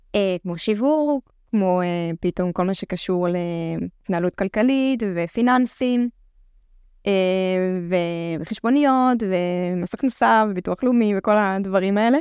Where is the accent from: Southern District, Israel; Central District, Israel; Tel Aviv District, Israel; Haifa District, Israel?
Haifa District, Israel; the Krayot; אני בת 26, uh, מהקריות